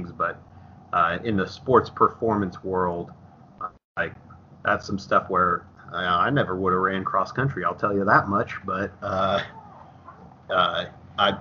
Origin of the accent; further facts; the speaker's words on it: Dallas Center, Iowa, United States; I'm from Dallas Center Grimes, so Dallas Center was tiny